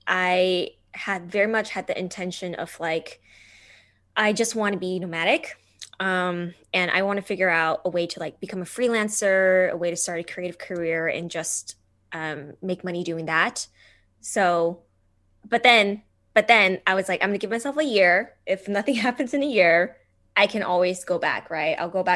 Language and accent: English; California, United States; also born or lived in Taiwan; I was born in Taiwan. I came to California.